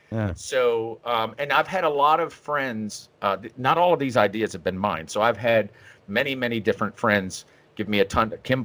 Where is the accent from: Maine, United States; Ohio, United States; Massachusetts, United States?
Maine, United States; born there; because I was born in Maine, and so I haven't been there in 30 years.